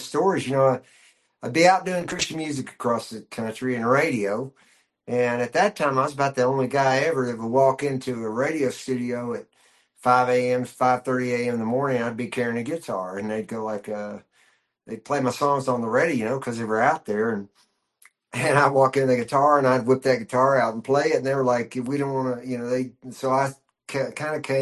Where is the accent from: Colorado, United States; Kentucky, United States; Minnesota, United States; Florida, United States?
Kentucky, United States; moved away as an adult; also born or lived in Nashville; I was born and raised in Kentucky, then spent a lot of my life in Nashville and finally came west in years later.